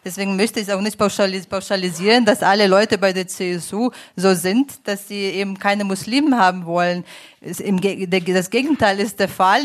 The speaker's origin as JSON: {"language": "German", "country": "Ukraine", "moved": "as an adult", "lives_now": "Munich, Germany", "said": "Ich komme selbst aus der Ukraine"}